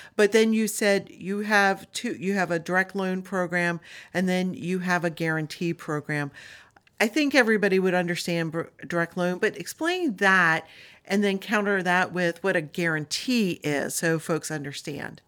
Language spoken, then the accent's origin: English; Delmarva Peninsula, United States; I grew up on Del Mar Vista